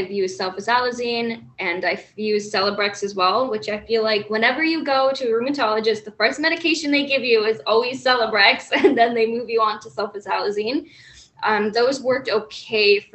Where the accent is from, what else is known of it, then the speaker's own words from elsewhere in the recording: Toronto, Ontario, Canada; moved away as an adult; now in Hamilton, Canada; I live in Hamilton, Ontario, but I grew up in Toronto